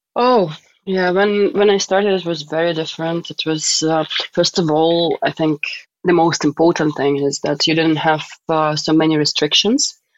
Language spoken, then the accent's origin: English; Donetsk, Donetsk Oblast, Ukraine; moved away; I am from Donetsk, uh, Ukraine, and I've lived there for quite some time. I was born there and I went to school there and university.